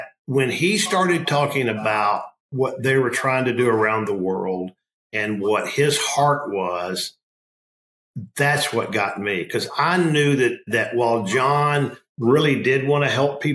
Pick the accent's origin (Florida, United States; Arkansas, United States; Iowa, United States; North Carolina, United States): Arkansas, United States; I grew up in Arkansas